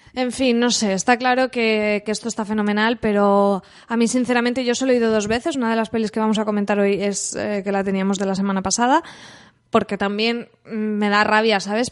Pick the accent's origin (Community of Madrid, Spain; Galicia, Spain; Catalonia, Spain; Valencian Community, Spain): Valencian Community, Spain; San Vicente del Raspeig; also born or lived in Alicante; nosotros somos de Alicante, pero yo he ido al cole y tal en San Vicente, yo he ido desde pequeña